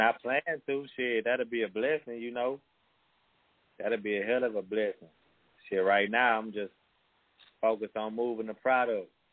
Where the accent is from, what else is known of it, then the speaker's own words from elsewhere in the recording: Dickinson, Texas, United States; I'm from Dickinson, Texas.